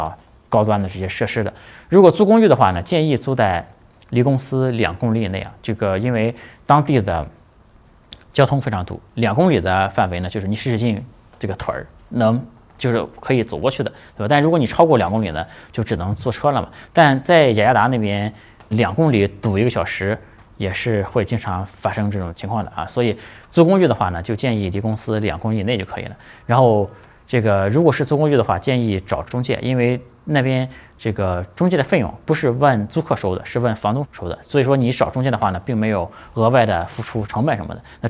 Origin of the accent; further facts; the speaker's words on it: Shanghai, China; 比如说我是从上海过来的，上海呢好像只有一个学校是。有这个印尼语这个专业的